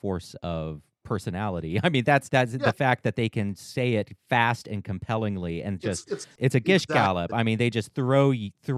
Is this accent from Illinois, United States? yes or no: no; North Carolina, United States; I'm a Southerner. I'm here in North Carolina, raised in an ultra conservative family